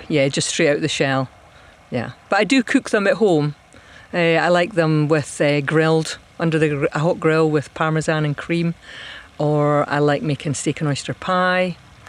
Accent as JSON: {"language": "English", "town": "Dunkeld", "region": "Scotland", "country": "United Kingdom", "moved": "yes", "said": "I'm originally from Perthshire, Dunkeld, but there's not any oyster farms out that way, so we had to come to the West Coast. But I love the West Coast."}